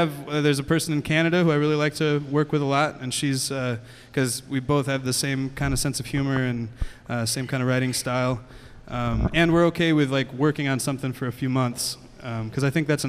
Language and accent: English; Ypsilanti, Michigan, United States; also born or lived in Ann Arbor, Michigan; I was born in the Detroit area, mm-hmm. Michigan. I was in Ypsilanti. I grew up in Ypsilanti, Michigan